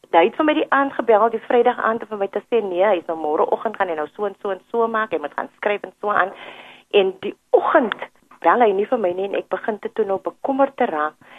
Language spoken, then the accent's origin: Afrikaans; Cape Town, Western Cape, South Africa; Ek is hier van Mitchells Plain